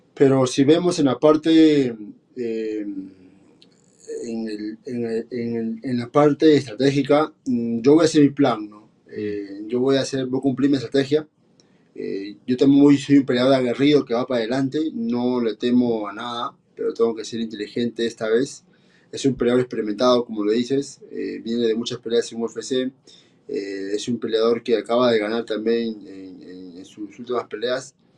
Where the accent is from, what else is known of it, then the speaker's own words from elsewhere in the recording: Peru; soy un peleador peruano